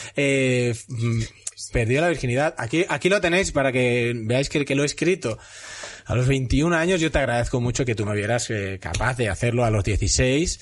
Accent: Castellón de la Plana, Valencian Community, Spain; yo soy de Castellón

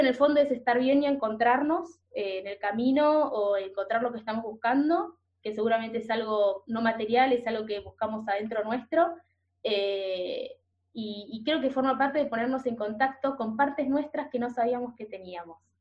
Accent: Buenos Aires, Argentina; moved away as an adult; now in Norway; yo como porteña, yo nací en Buenos Aires, en el barrio de Caballito

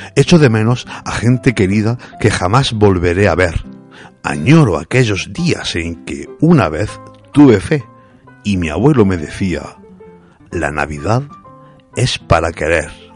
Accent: Úbeda, Andalusia, Spain; mi tierra, de Úbeda

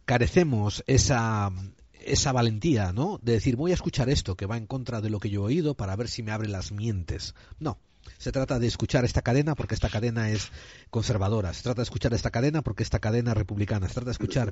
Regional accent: Spain; como buen español que soy

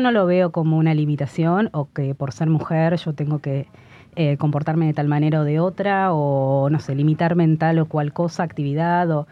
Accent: Argentina; moved away as an adult; somos argentinos

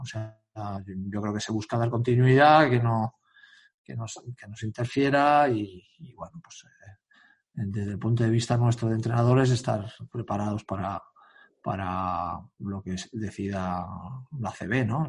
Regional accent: Sant Adrià de Besòs, Catalonia, Spain; yo no soy de Badalona, soy de San Adrián, un pueblo al lado

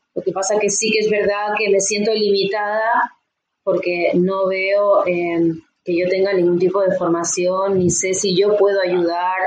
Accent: Uruguay; now in Tarragona, Spain; yo actualmente vivo en Tarragona, en España, eh, pero somos del Uruguay

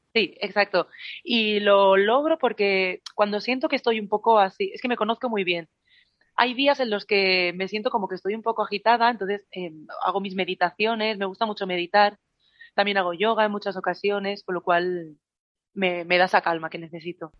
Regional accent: Badalona, Catalonia, Spain; en la farmacia del hospital de Badalona, que es de donde soy yo

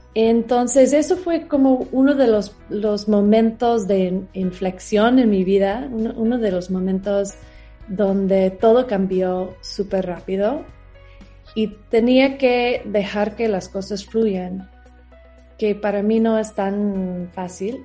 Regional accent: Atlanta, Georgia, United States; Spanish is a second language; moved away as an adult; now in Mexico; yo crecí en Estados Unidos.

